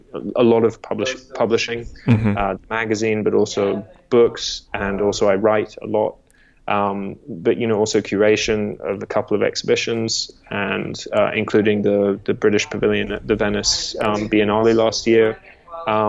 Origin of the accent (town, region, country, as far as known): Australia; born or raised there; moved away; also born or lived in England